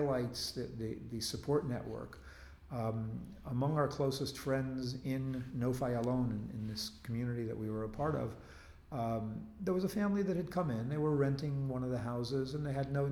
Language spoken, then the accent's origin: English; United States; moved away as an adult; also born or lived in Israel; now in Jerusalem, Israel; when I was growing up, there was a draft in the United States